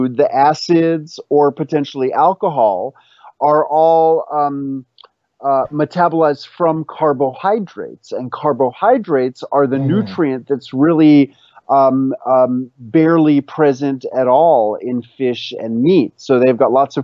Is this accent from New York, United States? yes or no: yes; New York City, New York, United States; the pickles that I grew up with in New York City